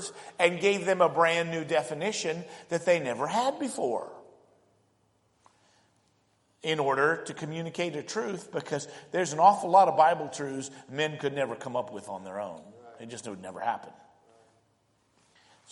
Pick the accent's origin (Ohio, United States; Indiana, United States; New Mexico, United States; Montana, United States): Indiana, United States; Indianapolis; they moved, ended up living in inner city Indianapolis